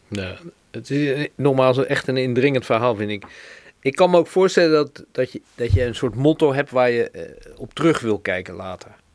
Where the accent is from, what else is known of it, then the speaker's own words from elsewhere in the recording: Rotterdam, South Holland, Netherlands; wij als Rotterdammers